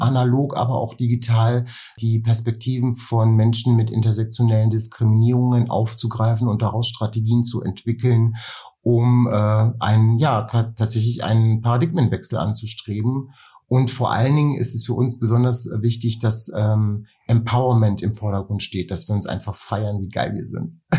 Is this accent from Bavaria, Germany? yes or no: yes; Nuremberg, Bavaria, Germany; moved away; weil ich einen Teil meiner Kindheit in Nürnberg groß geworden bin